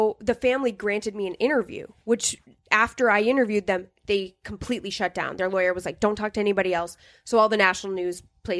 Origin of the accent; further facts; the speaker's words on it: St. Cloud, Minnesota, United States; also born or lived in New Hampshire; I grew up in St. Cloud.